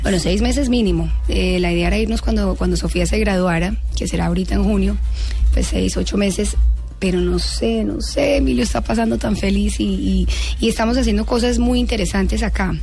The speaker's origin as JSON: {"language": "Spanish", "country": "United States", "tie": "born or raised there", "also_born_or_lived": "Los Angeles", "second_language": "Spanish", "moved": "yes", "lives_now": "Colombia", "said": "yo crecí en Estados Unidos. Yo aprendí a hablar español a los 11 años"}